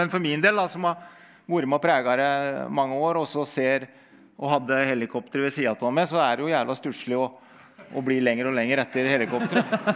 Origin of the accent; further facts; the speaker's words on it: Øyer, Innlandet, Norway; jeg har vokst opp med Birken, da. Som når jeg er fra Øyer i Gudbrandsdalen